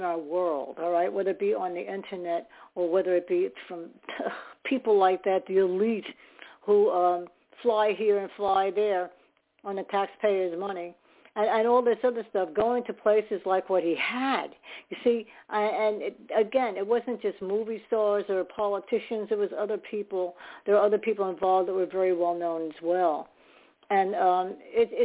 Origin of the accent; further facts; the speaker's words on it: New York, United States; I was born in New York